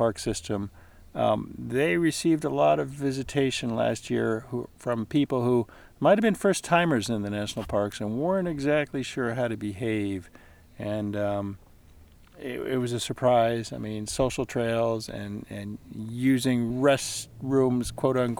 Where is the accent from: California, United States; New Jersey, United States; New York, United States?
New Jersey, United States; you and I, we grew up in New Jersey